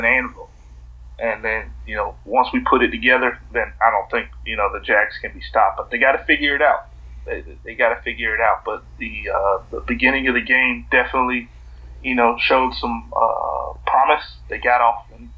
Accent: Jacksonville, Florida, United States; I am from Jacksonville, so you got to go with the hometown

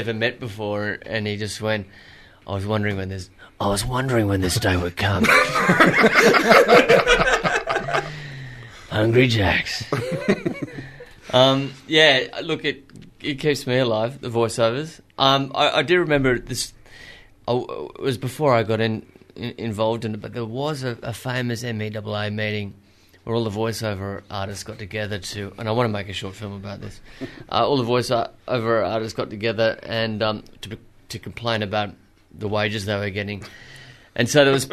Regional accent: Queensland, Australia; now in Melbourne, Australia; I'm a Queenslander

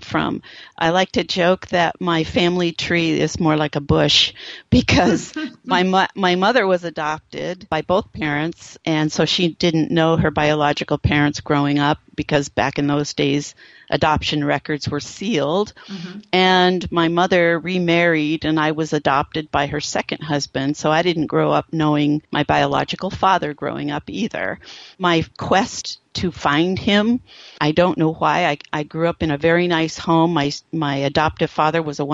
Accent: Phoenix, Arizona, United States; I had grown up in Phoenix, Arizona, where Indian stuff is everywhere

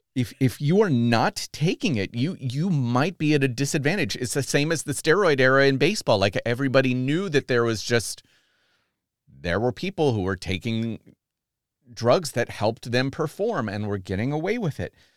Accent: United States; I'm bummed as an American

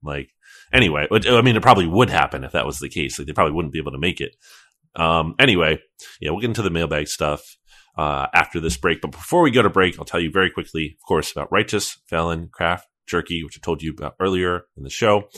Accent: New Jersey, United States; moved away; I grew up in New Jersey for a little bit, uh, for a time, and I grew up near the Trenton Thunder

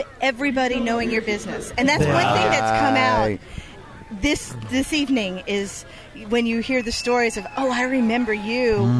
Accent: Hartsville, South Carolina, United States; born or raised there

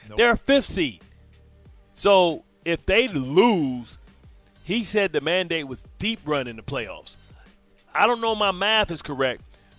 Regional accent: Detroit, Michigan, United States; I am from Detroit.

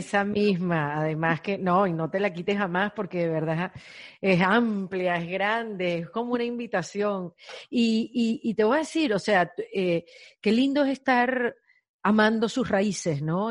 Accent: Venezuela; moved away as an adult; now in Miami, United States; Yo, yo soy venezolana, emigré hace ocho años a Miami

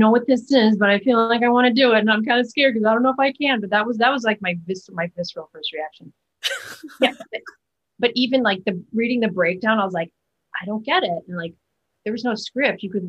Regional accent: Chicago, Illinois, United States; moved away; growing up in the Chicago theater community

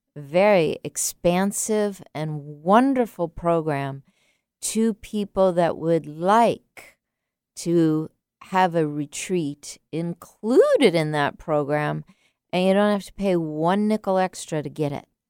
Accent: San Diego, California, United States; I grew up in San Diego as a child

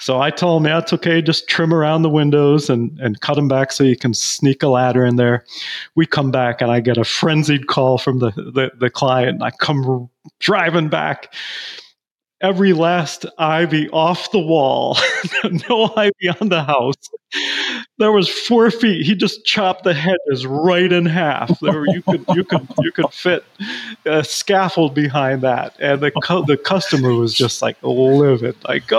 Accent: Belize; But, you know, growing up in Belize in a different culture was definitely unique.

